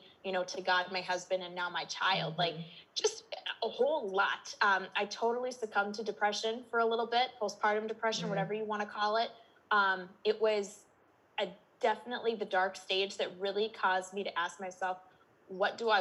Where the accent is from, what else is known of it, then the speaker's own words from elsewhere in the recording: Minnesota, United States; I'm in Minnesota, if my accent didn't give me away already. I'm born and raised.